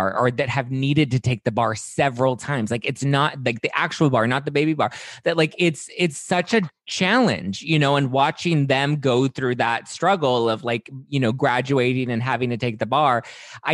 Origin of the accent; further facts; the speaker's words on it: Los Angeles, California, United States; I was born and raised in Los Angeles. Like it's my city